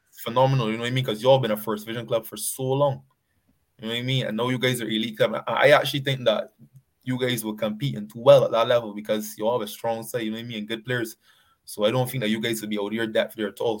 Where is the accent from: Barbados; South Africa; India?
Barbados; also born or lived in England